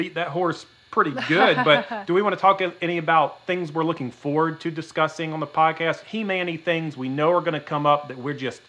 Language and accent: English; Georgia, United States; moved away; In case you're wondering where my beautiful Midwest accent comes from, I'm from South Georgia, but I moved up here.